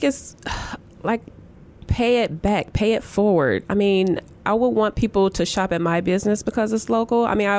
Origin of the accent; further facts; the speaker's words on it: East Chicago, Indiana, United States; I grew up in East Chicago, Indiana, which is Northwest Indiana.